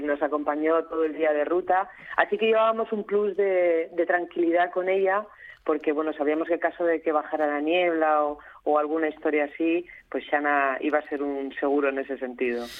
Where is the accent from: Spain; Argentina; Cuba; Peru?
Spain; Redes, Asturias; Redes, esa pega de brañagallones, fuera al patio de mi recreo